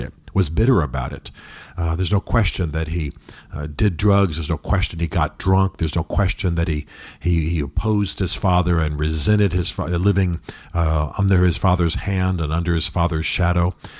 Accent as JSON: {"language": "English", "country": "United States", "said": "as Americans"}